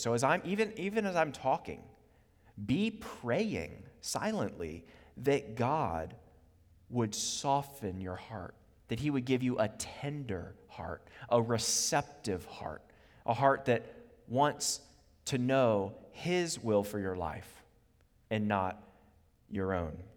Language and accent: English; Charlottesville, Virginia, United States; also born or lived in Harrisonburg, Virginia; now in Richmond, United States; I grew up in Charlottesville until the age of eighteen